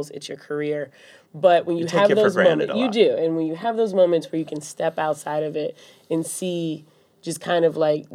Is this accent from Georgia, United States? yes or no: yes; Atlanta, Georgia, United States; moved away as an adult; now in New York, United States; I'm from Atlanta, as mm-hmm. we've talked about, and Super Bowl happened to be in my hometown this past year